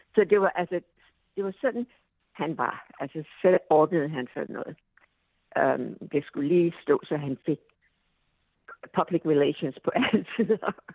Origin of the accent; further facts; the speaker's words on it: Denmark; moved away as an adult; now in United States; hjemme i Danmark